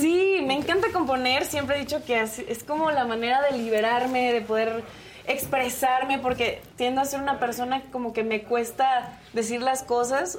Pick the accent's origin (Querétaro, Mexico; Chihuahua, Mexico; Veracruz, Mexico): Querétaro, Mexico; Yo soy de Querétaro